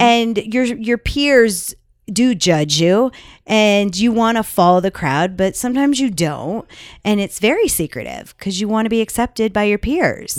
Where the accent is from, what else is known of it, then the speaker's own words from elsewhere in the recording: Las Vegas, Nevada, United States; We're from Vegas